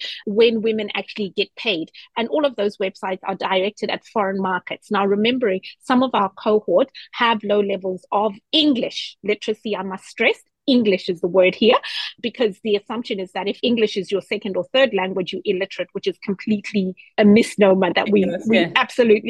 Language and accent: English; Zimbabwe; also born or lived in New Zealand; now in Australia; I am from Zimbabwe